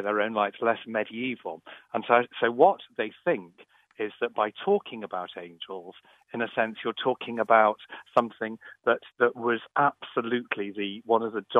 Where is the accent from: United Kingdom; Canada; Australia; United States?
United Kingdom; Liverpool, North West England; I grew up in Catholic Liverpool in the 1970s